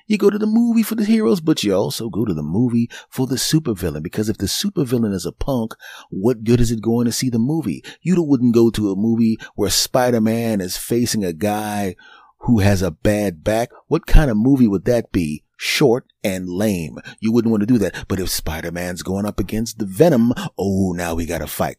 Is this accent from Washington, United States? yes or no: no; Philadelphia, Pennsylvania, United States; moved away; my hometown team, the Philadelphia Eagles